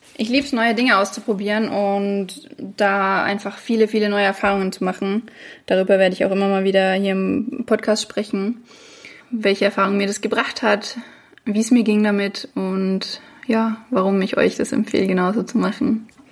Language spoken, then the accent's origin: German; Franconia, near Bamberg, Bavaria, Germany; moved away; also born or lived in Würzburg; ich komme aus Franken, aus der Nähe von Bamberg